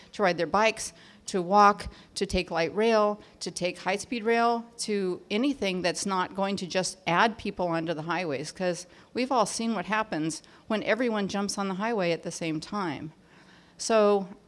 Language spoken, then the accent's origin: English; Orange County, California, United States; I'm from Orange County.